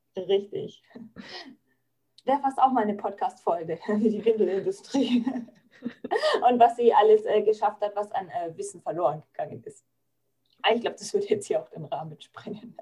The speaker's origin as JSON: {"language": "German", "area": "Franconia", "region": "Bavaria", "country": "Germany", "said": "bei uns in Franken"}